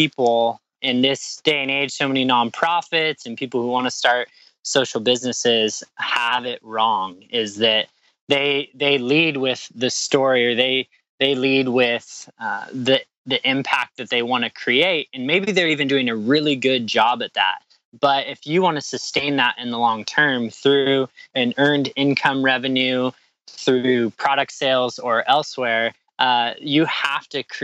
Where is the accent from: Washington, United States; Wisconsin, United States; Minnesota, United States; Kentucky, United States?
Washington, United States; Spokane; We grew up together in Spokane, Washington